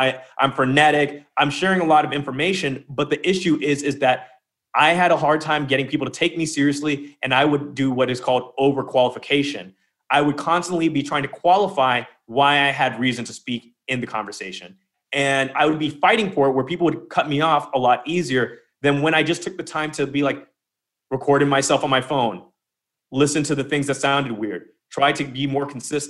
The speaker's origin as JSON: {"language": "English", "country": "United Kingdom", "said": "Don't waste your time trying to get an English accent. I'm British. I called Lemon up. I was living in France during the lockdown."}